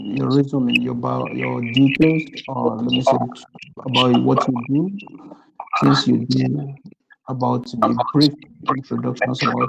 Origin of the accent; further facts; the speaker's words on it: Nigeria; I'm from Nigeria